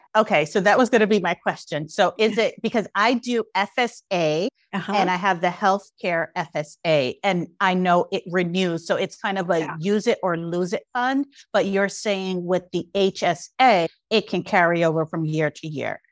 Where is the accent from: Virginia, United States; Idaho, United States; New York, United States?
New York, United States; New York City; I grew up in East New York, Brooklyn during the height of a crack epidemic